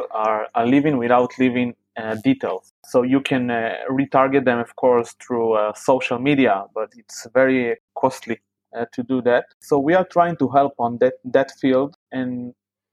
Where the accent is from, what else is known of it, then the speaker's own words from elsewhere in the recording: Tel Aviv, Tel Aviv District, Israel; I am from Israel, from Tel Aviv, which is known as a very high-level startup scene in the world.